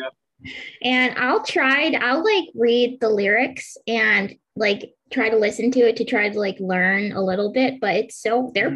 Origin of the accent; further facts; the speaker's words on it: Pennsylvania, United States; I'm from Pennsylvania